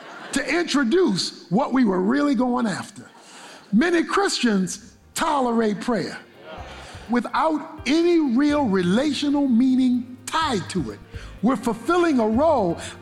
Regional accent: Baltimore, Maryland, United States; growing up in Baltimore

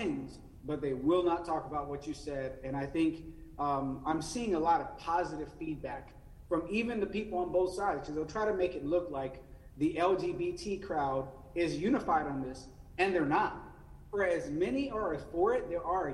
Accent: Central Louisiana, United States; now in North Carolina, United States; I come from a family that knows what racism is like growing up in the Deep South in Central Louisiana.

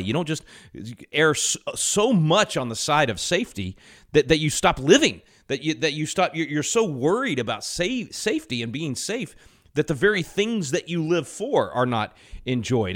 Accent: Texas, United States; being a Texan

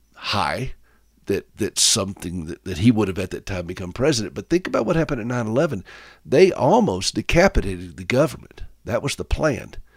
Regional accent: South Carolina, United States; I'm from South Carolina

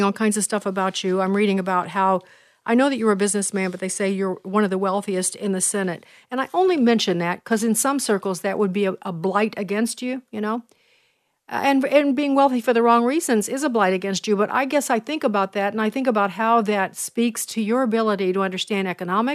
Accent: Chicago, Illinois, United States; I'm from Chicago

